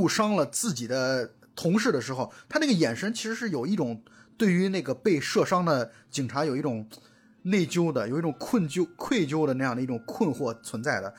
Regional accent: China; 当然我们中国人本身对朝鲜族的印象还是其实还是挺好的

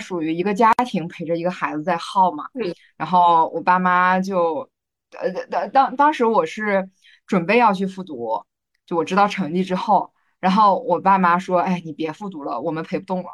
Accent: southern Yellow Sea coast, Jiangsu, China; 我们家乡那边的那个海呢，它是属于，呃，就是南黄海

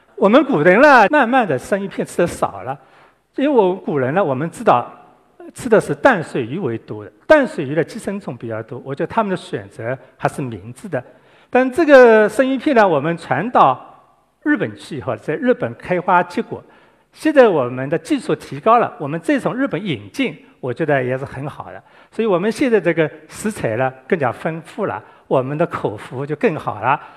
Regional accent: Guangdong, China; 我们广东人很喜欢包桌、包汤

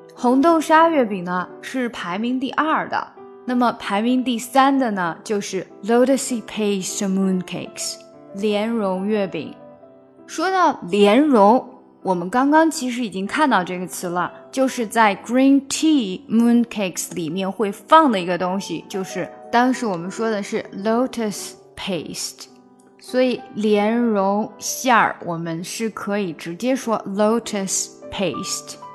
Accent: China; 随着我们中国人民生活水平的提高

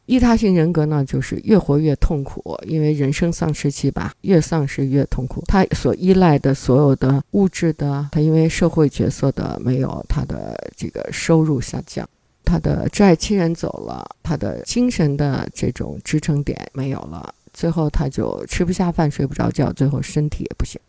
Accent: China; 我们中国人

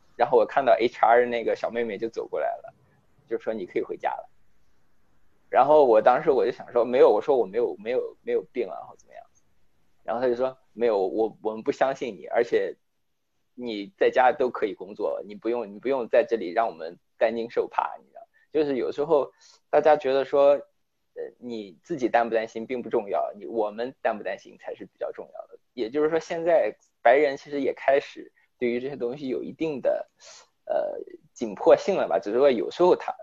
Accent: China; now in United States; 作为中国人

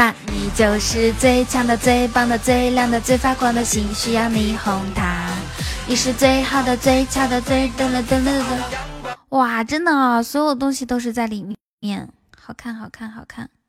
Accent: Inner Mongolia, China; 我们内蒙古也有民歌的呀。

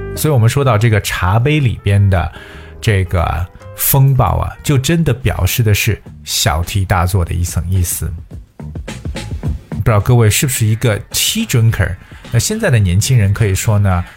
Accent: China; 我们中国人

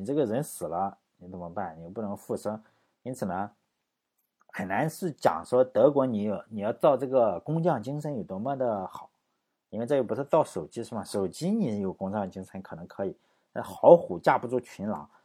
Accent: China; 我们中国人

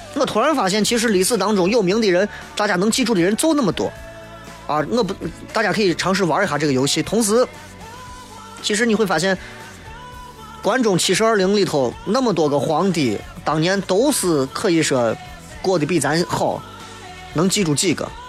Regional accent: Xi'an, Shaanxi, China; accent: Xi'an dialect; 我出去干啥，我就说说西安话

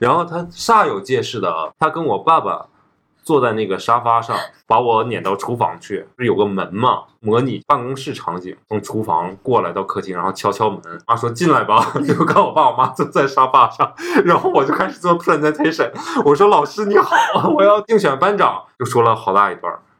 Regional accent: Northeast China, China; accent: Northeastern Mandarin; 因为我们东北话说，就小嘴儿巴巴的，就一每一天都滔滔不绝的说话。

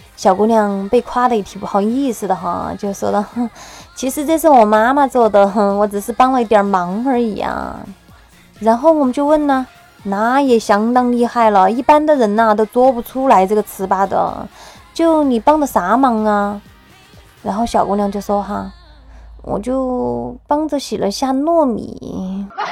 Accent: Sichuan, China; 我们四川这边的各种美食啊

